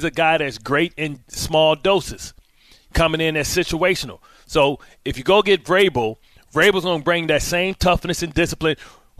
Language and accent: English; Detroit, Michigan, United States; I'm from the deep, baby. I'm from Motown.